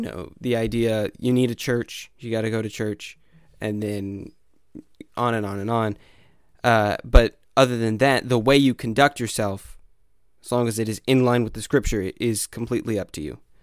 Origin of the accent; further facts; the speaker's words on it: Arkansas, United States; I'm from Arkansas